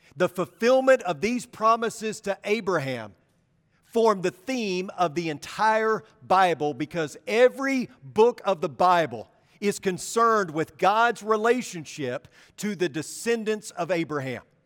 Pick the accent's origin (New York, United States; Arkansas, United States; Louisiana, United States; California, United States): Arkansas, United States; I'm from Arkansas